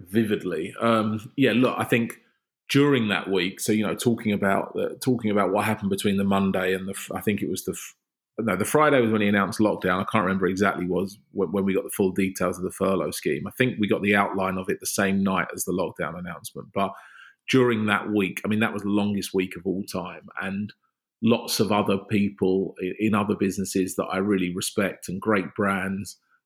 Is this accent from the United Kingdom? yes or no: yes; London, United Kingdom; as a Londoner